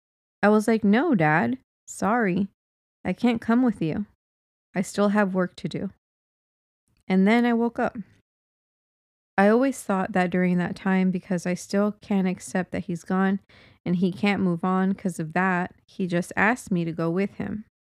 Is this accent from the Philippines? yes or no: yes; Philippines; now in Singapore; And I'm working as a house help here in Singapore. I'm originally from Philippines.